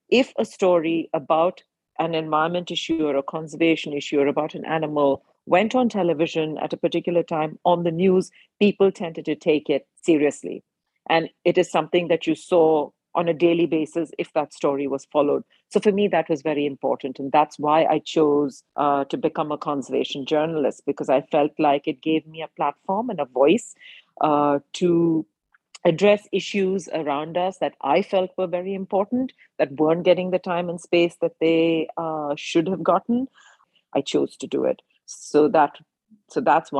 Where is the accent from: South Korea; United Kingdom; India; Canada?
India; growing up in India at the time